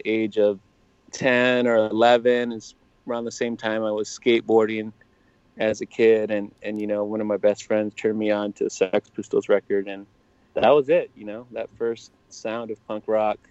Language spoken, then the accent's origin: English; Salinas, California, United States; I was born and raised here, so it's my hometown